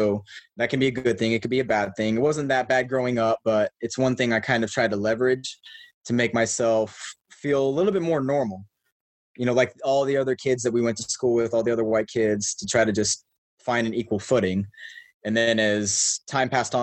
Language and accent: English; Shawnee, Kansas, United States; I grew up in Kansas in a city called Shawnee. It's a suburb of Kansas City.